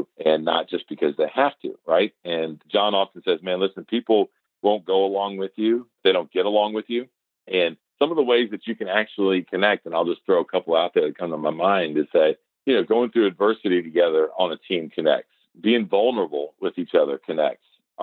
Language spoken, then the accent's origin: English; Atlanta, Georgia, United States; I'm glad to say I'm from Atlanta